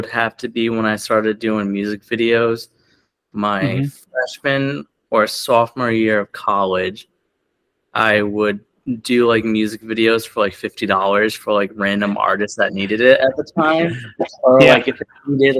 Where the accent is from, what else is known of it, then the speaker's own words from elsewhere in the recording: North Providence, Rhode Island, United States; also born or lived in Johnston, Rhode Island; I grew up in North Providence most of my life.